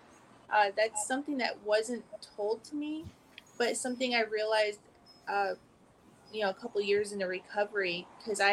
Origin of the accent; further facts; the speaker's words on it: Pedro Bay, Alaska, United States; now in Anchorage, United States; I grew up in Pedro Bay in Iliamna, Bristol Bay area.